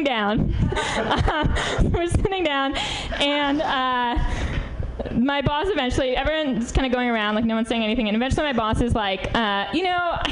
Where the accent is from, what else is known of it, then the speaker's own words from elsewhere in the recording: New York, United States; now in San Francisco, United States; I'm from New York originally.